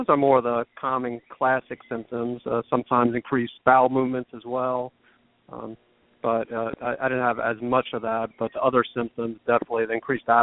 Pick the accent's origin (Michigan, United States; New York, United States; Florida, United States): New York, United States; New York area, United States; moved away; also born or lived in the South (US); originally from the New York area